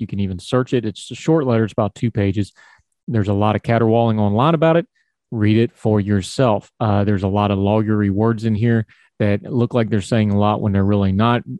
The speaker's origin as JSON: {"language": "English", "country": "United States", "said": "I'm an American."}